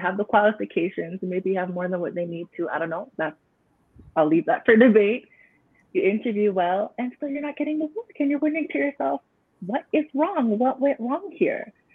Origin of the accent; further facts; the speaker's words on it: Canada; I was not born in Jamaica, but I was born in Canada to parents who migrated here at big age.